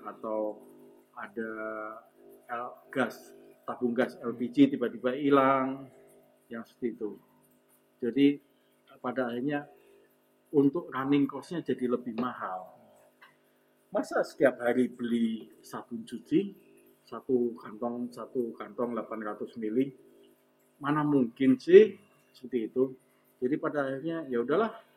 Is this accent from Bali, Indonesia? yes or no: no; Semarang, Central Java, Indonesia; saya orang Semarang